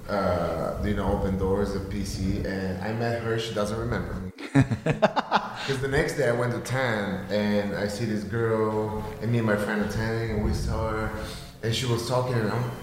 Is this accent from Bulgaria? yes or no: yes; Bulgaria; English is a second language; moved away as an adult; now in United States; I'm from Bulgaria